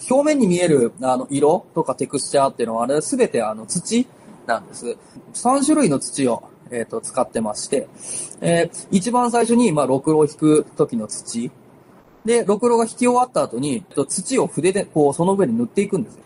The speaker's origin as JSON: {"language": "Japanese", "region": "Gifu", "country": "Japan", "tie": "born or raised there", "moved": "as an adult", "lives_now": "Tokoname, Japan", "said": "僕は岐阜県の出身なんです"}